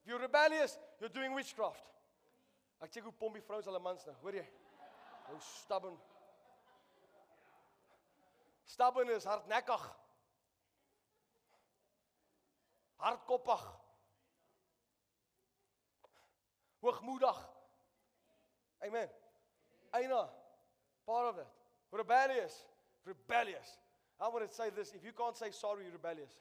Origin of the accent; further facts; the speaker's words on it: South Africa; I'm a South African.